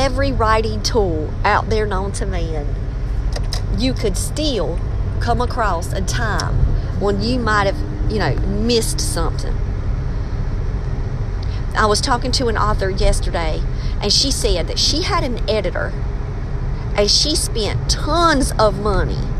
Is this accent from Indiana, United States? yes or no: no; Maxton, North Carolina, United States; I'm from Maxton